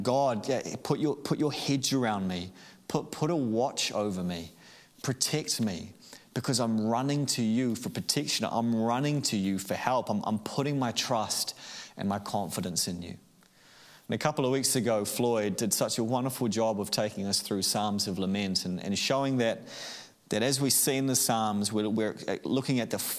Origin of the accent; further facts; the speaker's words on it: Auckland, New Zealand; I grew up in Auckland